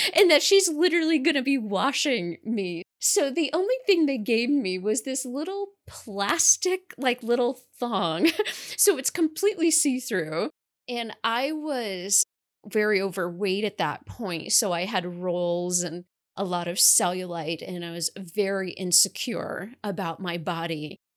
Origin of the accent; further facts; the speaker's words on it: New York, United States; I currently live in the capital region in New York, and I was born and raised in New York